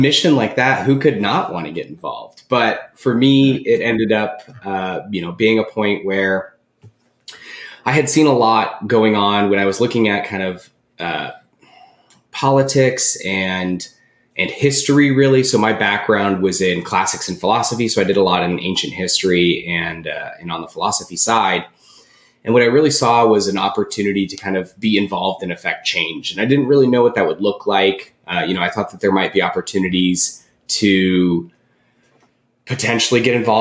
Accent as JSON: {"language": "English", "region": "Southern California", "country": "United States", "said": "I'm originally from Southern California"}